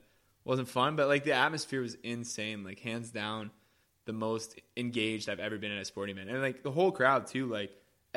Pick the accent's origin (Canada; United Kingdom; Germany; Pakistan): Canada; I'm Canadian